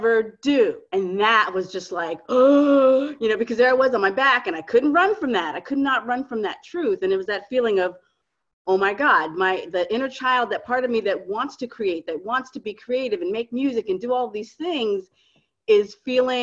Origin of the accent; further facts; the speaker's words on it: Miami, Florida, United States; moved away as an adult; now in New York, United States; I'm originally from Miami and I moved to New York.